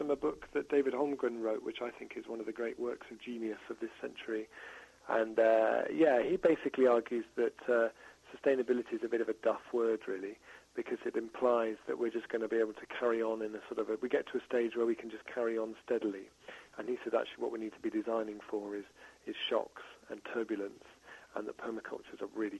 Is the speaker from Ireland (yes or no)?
yes; Ireland; now in Totnes, United Kingdom; So I moved from Ireland to the UK in 2005 to this beautiful market town I live called Totnes